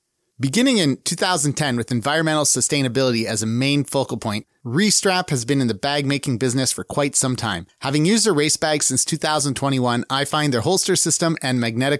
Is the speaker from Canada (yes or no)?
yes; Canada; I was in the military reserves when I was younger. So as a Canadian